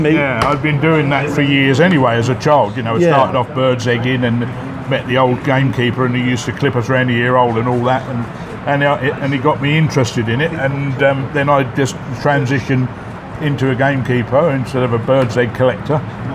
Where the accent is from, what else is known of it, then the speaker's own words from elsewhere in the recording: Canterbury, South East England, United Kingdom; moved away as an adult; also born or lived in Shropshire; now in Pattaya, Thailand; I'm from Canterbury in Kent.